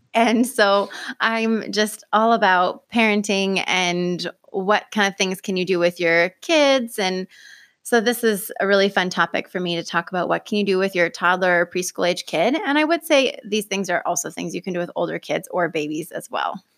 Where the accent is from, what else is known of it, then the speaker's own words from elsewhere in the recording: Pleasant Hill, Oregon, United States; I was born and raised here in Lane County. I grew up in Pleasant Hill